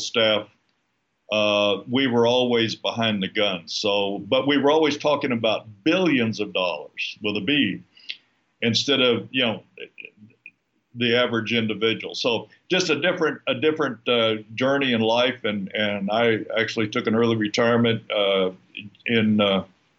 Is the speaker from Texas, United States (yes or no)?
yes; San Antonio, Texas, United States; moved away as an adult; also born or lived in Houston, Texas; now in Lake Chapala, Mexico; San Antonio, Texas, which is where I was born and raised in San Antonio